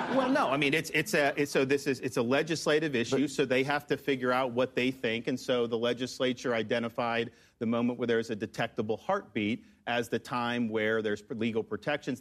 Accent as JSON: {"language": "English", "region": "Florida", "country": "United States", "tie": "born or raised there", "said": "kid growing up in Florida"}